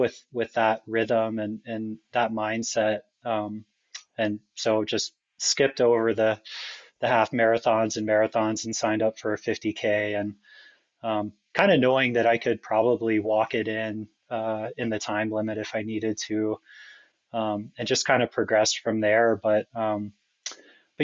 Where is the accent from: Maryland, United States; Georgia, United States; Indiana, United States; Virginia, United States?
Georgia, United States; Atlanta; I grew up in Atlanta, which, you know, is pretty close to Springer Mountain, the southern terminus